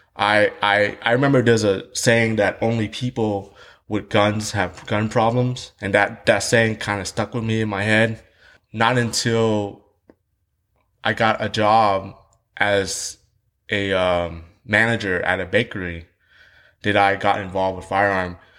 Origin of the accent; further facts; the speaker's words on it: Houston, Texas, United States; English is a second language; also born or lived in Saigon, Vietnam; I grew up in Vietnam for eight years of my life. I, I grew up in a place called District Two. And in Vietnam, um, I, I, I live in the South Vietnam. I live in Saigon